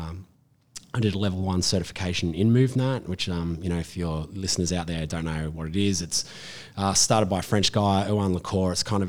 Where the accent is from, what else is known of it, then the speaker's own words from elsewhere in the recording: Hunter Valley, New South Wales, Australia; I grew up in the Hunter Valley.